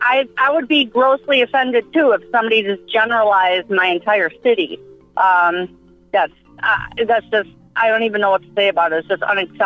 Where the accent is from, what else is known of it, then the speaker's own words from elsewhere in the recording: Milwaukee, Wisconsin, United States; I heard my whole life growing up in Milwaukee